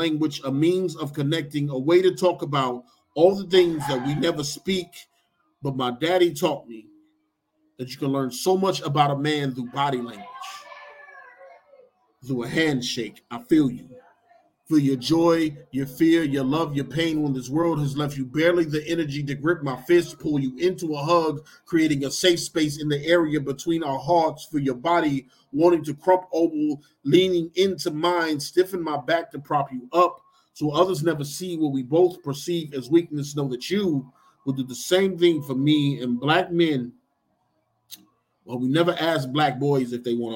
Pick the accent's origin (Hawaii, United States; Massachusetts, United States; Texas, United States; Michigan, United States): Michigan, United States; Detroit; moved away as an adult; now in Arkansas, United States; I'm from Detroit